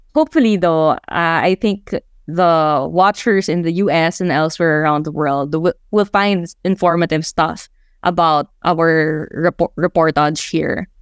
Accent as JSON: {"language": "English", "region": "Mindanao", "country": "Philippines", "tie": "born or raised there", "said": "growing up in Mindanao"}